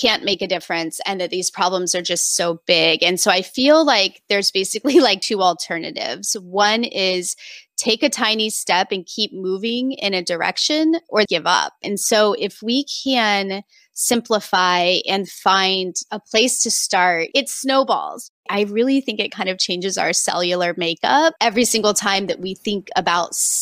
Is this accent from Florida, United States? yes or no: no; Indiana, United States; I grew up in Indiana, way out in the country, teeny tiny small town